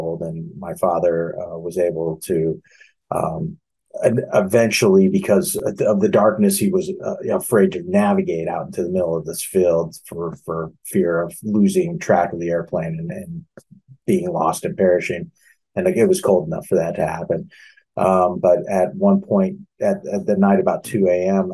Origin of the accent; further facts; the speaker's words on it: Lincoln, Nebraska, United States; moved away; also born or lived in Irvine, California; I grew up in Lincoln, Nebraska